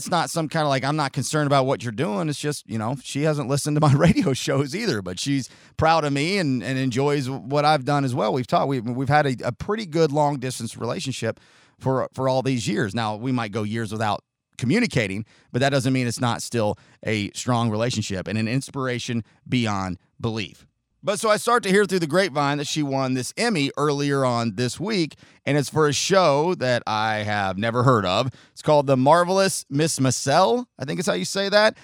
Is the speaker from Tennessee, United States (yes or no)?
yes; Chattanooga, Tennessee, United States; also born or lived in Oceanside, California; I was born in Oceanside outside of San Diego, moved into Chattanooga in 1986.